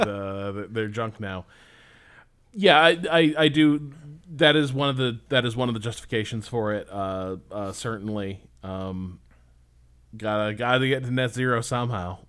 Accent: Indiana, United States; growing up in Indiana

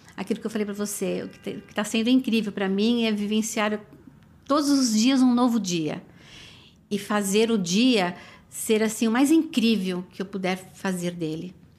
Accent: São Paulo, Brazil; moved away as an adult; now in New York, United States; eu sou de São Paulo.

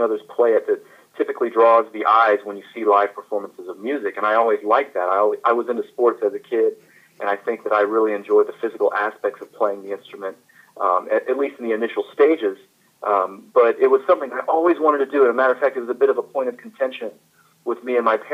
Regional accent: Florence, South Carolina, United States; moved away as an adult; also born or lived in St. Louis, Missouri; now in Dallas, United States; I was actually born in St. Louis, Missouri, although I grew up in Florence, South Carolina

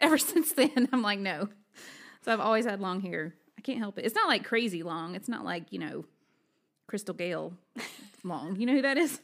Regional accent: Alabama, United States; moved away; I'm originally from Alabama

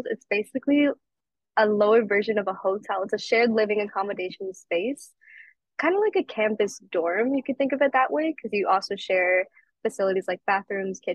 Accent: Chicago, Illinois, United States; I'm from Chicago

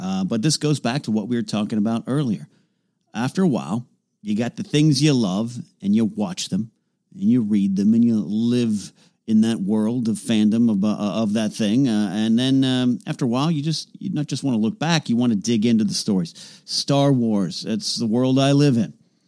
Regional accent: Arroyo Grande, California, United States; moved away; I will be in Arroyo Grande, California, my hometown, my stomping grounds

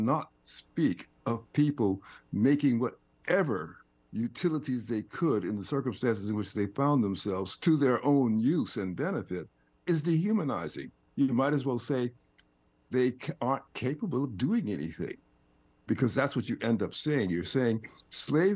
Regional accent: Fernandina Beach, Florida, United States; I'm a Floridian. I was raised in Fernandina Beach, which, of course, was segregated, and I was educated in segregated schools.

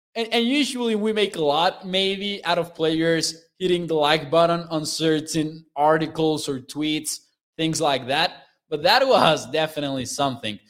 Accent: Mexico; I am from Mexico.

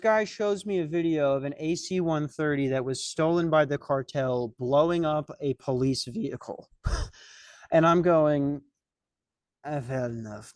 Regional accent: Lakeville, Minnesota, United States; I'm from Lakeville, Minnesota

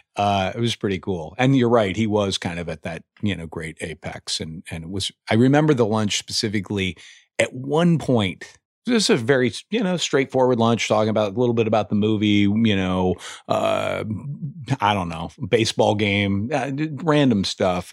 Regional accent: Indiana, United States; moved away; I'm from Indiana originally.

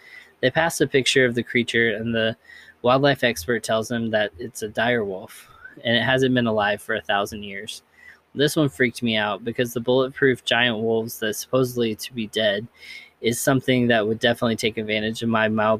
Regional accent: Kentucky, United States; I grew up in Kentucky and heard about the Kelly Green Men, aka the Hopkinsville Goblins.

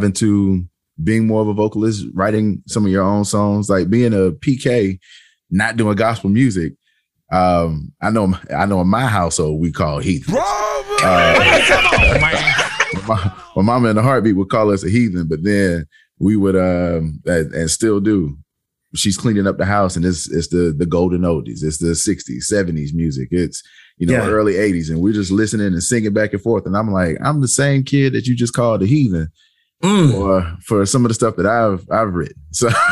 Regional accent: Manning, South Carolina, United States; moved away as an adult; now in Greenville, United States; I'm from Manning, South Carolina, a little small town off of 95. I moved up to Greenville about 10 years ago.

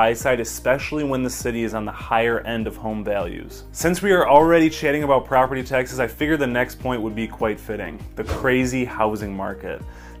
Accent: Brighton, Michigan, United States; now in White Lake, United States; I grew up in Brighton, and the community receives a similar reputation. I moved to White Lake recently and spent a fair amount of time in Northville

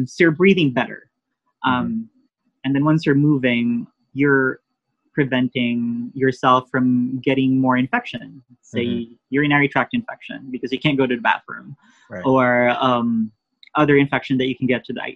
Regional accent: Philippines; now in United States

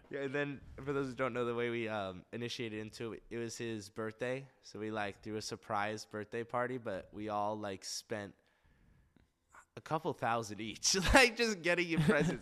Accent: Westlake Village, California, United States; also born or lived in Santa Monica; It's in Westlake Village, very nice area.

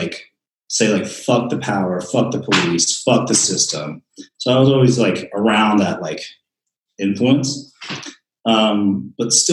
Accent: Santa Monica, California, United States; moved away; I grew up in Santa Monica, California in the 90s

